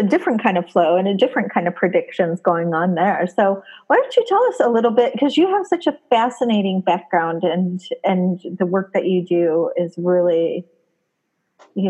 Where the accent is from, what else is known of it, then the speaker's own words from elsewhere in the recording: Indiana, United States; I'm from Indiana